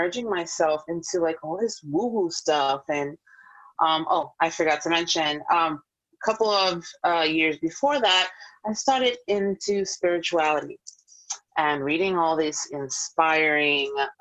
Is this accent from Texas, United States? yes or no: no; New York, United States; now in Florida, United States; I am a New Yorker at heart, forever will always be. But I am in Florida at the moment